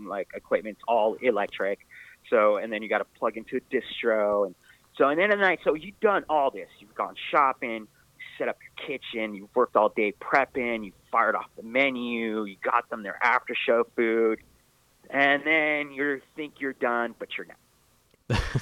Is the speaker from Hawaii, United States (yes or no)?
no; California, United States; I grew up in California